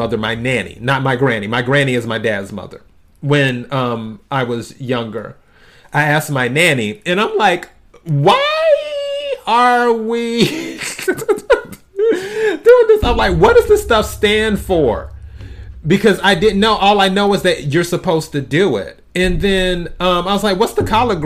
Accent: the South, United States; moved away; I'm originally from the South, where you cook certain foods for New Year's Day

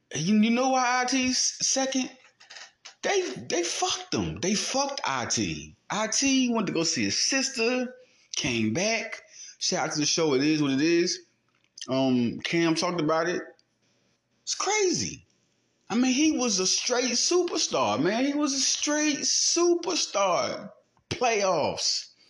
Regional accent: Little Rock, Arkansas, United States; also born or lived in West Philadelphia, Pennsylvania; where I was raised, Southwest Little Rock. Now, listen, I was born in West Philadelphia, raised in Southwest Little Rock

